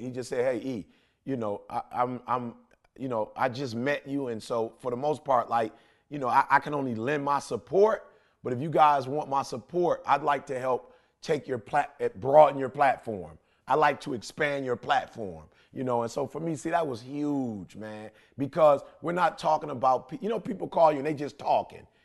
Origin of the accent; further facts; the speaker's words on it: Detroit, Michigan, United States; I'm a kid from Detroit, high school dropout